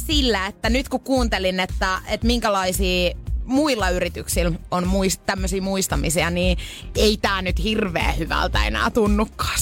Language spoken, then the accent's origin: Finnish; Pori, Satakunta, Finland